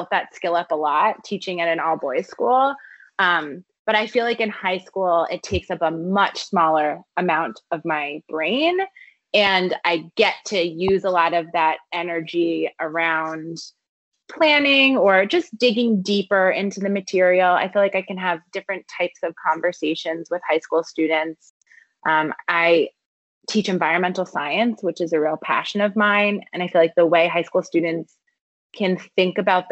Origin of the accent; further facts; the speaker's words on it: New Jersey, United States; now in Massachusetts, United States; I went to a Quaker independent school growing up. So it fits within that category as well, which was one of the few independent schools in South Jersey